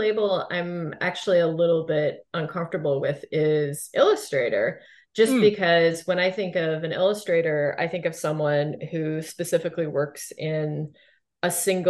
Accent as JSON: {"language": "English", "country": "Canada", "said": "I feel like Canadians in the arts in particular, I feel like we do have a bit of an inferiority complex when it comes to the US"}